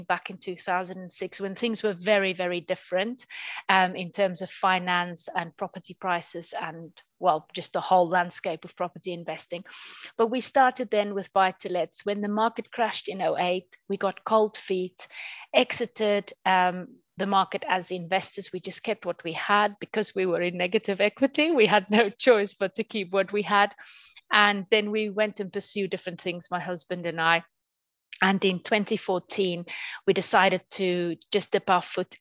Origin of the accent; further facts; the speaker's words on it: South Africa; now in North Nottinghamshire, United Kingdom; I'm originally from South Africa. I came over to the UK permanently in 2001.